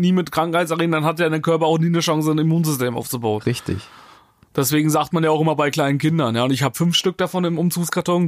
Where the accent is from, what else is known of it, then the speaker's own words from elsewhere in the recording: near Hildburghausen, Thuringia, Germany; now in Cologne, Germany; ich wohne, komme ja nicht direkt aus Hildburghausen, aber aus der Nähe von Hildburghausen